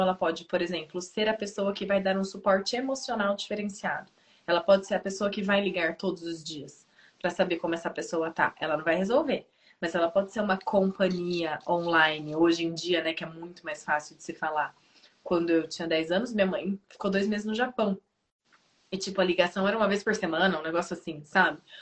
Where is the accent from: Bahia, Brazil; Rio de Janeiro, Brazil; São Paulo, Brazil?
São Paulo, Brazil; Piracicaba; also born or lived in Bauru; eu fui para Bauru, eu sou de Piracicaba, eu fui para Bauru uma pessoa. E eu voltei cinco anos depois, outra pessoa